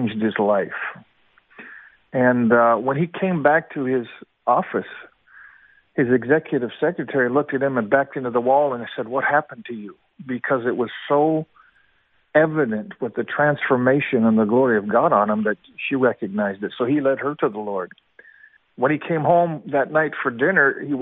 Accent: Seattle, Washington, United States; also born or lived in Kamloops, British Columbia, Canada; I was born in Kamloops, British Columbia, Canada, and at the age of 6 years old, we immigrated to Seattle, Washington.

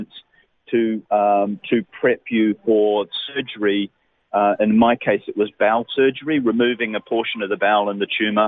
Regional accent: New Zealand; moved away as an adult; now in Australia; I'm originally a Kiwi. Now I'm a certified Australian

